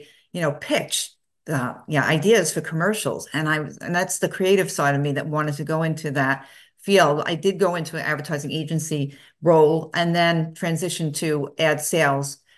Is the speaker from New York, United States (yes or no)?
yes; New York City, New York, United States; I grew up in Brooklyn, New York